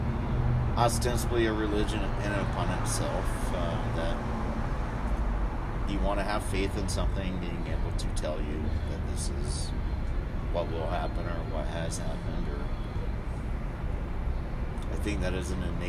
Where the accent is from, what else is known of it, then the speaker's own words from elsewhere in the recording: South Georgia, United States; it was a rarity in my hometown